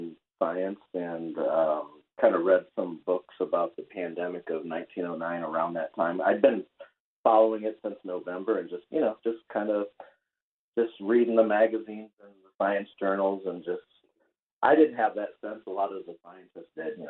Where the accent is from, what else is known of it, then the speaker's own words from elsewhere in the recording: Anthony, Florida, United States; I'm from Anthony, Florida, and that's where I live. I live in Anthony, Florida, in the United States.